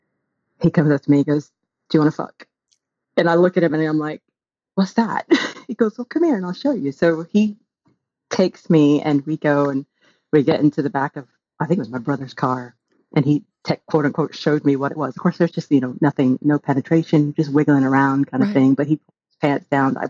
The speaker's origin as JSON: {"language": "English", "area": "Bible Belt", "region": "the South", "country": "United States", "tie": "born or raised there", "also_born_or_lived": "Texas", "moved": "yes", "lives_now": "United Kingdom", "said": "I grew up in the Bible Belt"}